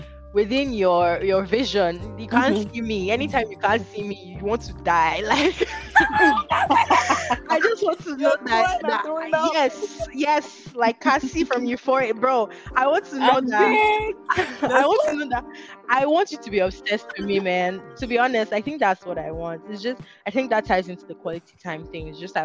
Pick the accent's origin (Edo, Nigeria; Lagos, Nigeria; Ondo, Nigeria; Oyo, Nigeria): Edo, Nigeria; Benin City; moved away as an adult; I'm from Benin City. I've lived here for 6 years.